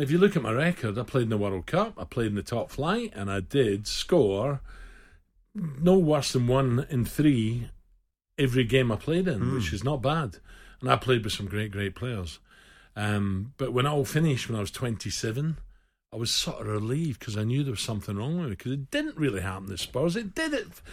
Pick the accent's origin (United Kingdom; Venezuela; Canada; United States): United Kingdom; Glasgow, Scotland; also born or lived in Govan / Castlemilk / Simshill; I grew up um, south side of Glasgow. In fact, I was born in Govan.